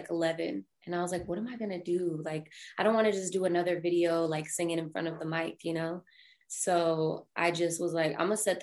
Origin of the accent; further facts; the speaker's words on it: Colorado Springs, Colorado, United States; now in Denver, United States; I moved from Colorado Springs, which is where I'm originally from, up to Denver